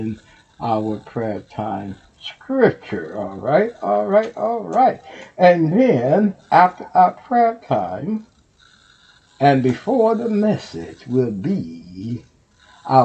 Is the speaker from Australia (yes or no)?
no; Texas, United States; Houston, Texas. That's my home state.